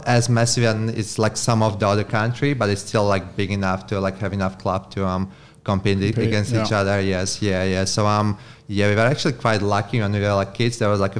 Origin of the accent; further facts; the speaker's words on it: Slovakia; English is a second language; Right. I'm from Slovakia. So it's a small country in Europe. Eastern Europe kind of thing.